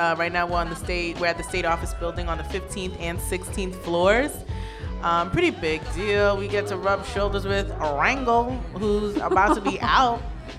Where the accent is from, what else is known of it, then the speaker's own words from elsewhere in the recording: New York City, New York, United States; I'm from Brooklyn, born and raised.